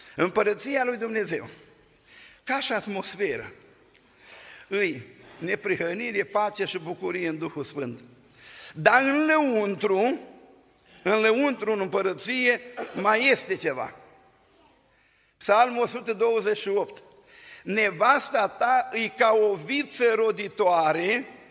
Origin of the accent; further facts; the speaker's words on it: Bosanci, Suceava County, Romania; now in Oradea, Romania; din Bosanci, din Suceava și din România